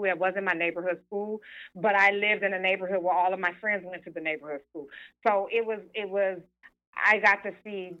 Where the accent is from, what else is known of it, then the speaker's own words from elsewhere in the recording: Detroit, Michigan, United States; moved away; also born or lived in New York; growing up in Detroit was like, it was the blackest city in the country when I was growing up